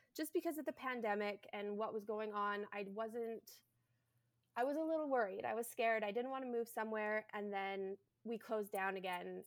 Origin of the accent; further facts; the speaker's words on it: Canada; I am a Canadian bridal hairstylist